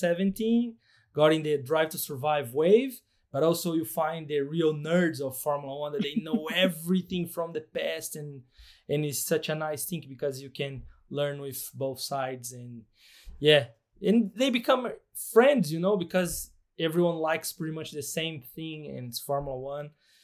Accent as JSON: {"language": "English", "country": "Brazil", "second_language": "English", "said": "For those who doesn't know me, I'm from Brazil."}